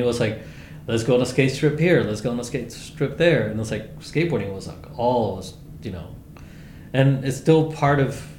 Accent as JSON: {"language": "English", "town": "Chicago", "region": "Illinois", "country": "United States", "tie": "born or raised there", "said": "I'm not from California. I'm not from Texas. There was no skate parks in Chicago, right, in the city. So for me, it was like street skating"}